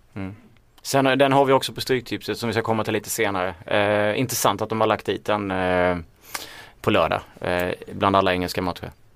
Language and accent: Swedish; Småland, Sweden; accent: Småland; min småländska stämma